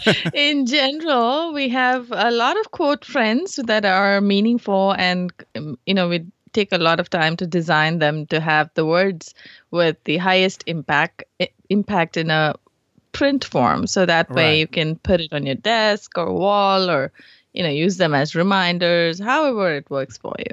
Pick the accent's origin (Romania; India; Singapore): India; moved away as an adult; also born or lived in Hyderabad, India / Eufaula, Alabama / Atlanta; now in Bay Area, United States; So yeah, I grew up in India.